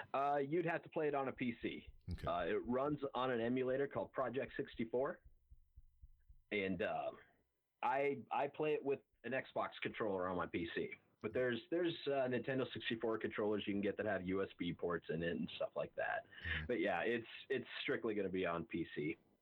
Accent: Montana, United States; I'm from Montana, I'm from a ranching family

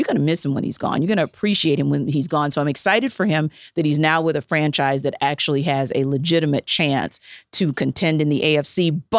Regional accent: the South, United States; Oh, it's football. Because I'm from the South.

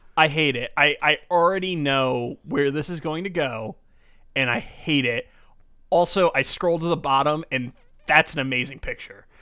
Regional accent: New York, United States; I'm from, I'm born and raised this area.

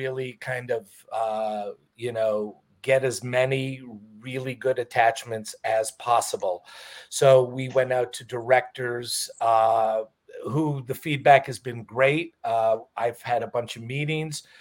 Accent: Montreal, Quebec, Canada; moved away as an adult; now in Los Angeles, United States; I'm originally from Montreal, Canada. Moved to LA when I was about 22 years old

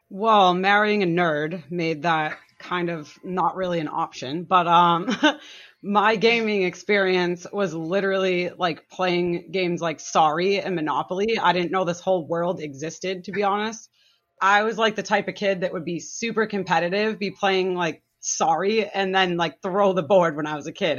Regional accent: Massachusetts, United States; now in New Hampshire, United States; I'm from Massachusetts originally

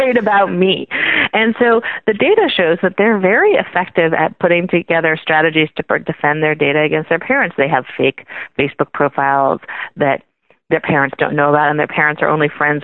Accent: Silicon Valley, California, United States; I grew up in the Silicon Valley back when you used to pay money for software

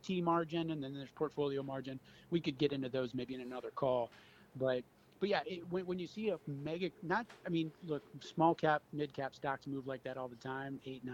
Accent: Cleveland, Ohio, United States; I grew up in Cleveland. I had moved away for 10 years or so

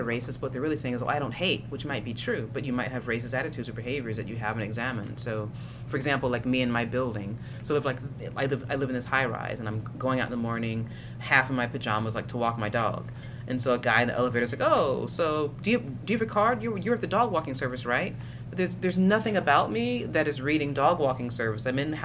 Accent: Tennessee, United States; I'm from Tennessee and queer

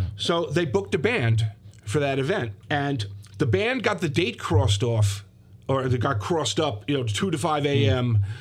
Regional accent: Ridgewood, New Jersey, United States; I grew up in Ridgewood, New Jersey

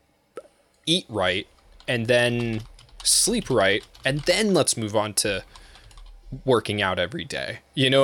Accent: United States; I'm American

